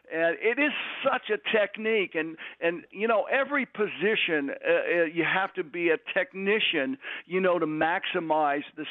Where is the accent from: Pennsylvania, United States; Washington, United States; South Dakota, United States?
Pennsylvania, United States; Pittsburgh; moved away; also born or lived in Philadelphia / Michigan / Detroit; I'm from Pittsburgh